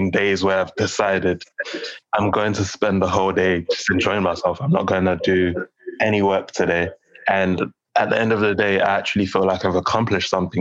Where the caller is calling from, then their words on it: London, United Kingdom; I'm calling from London